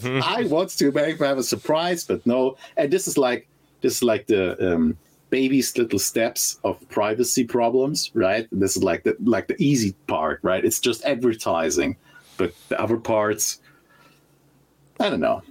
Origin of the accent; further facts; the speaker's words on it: Germany; I'm originally from Germany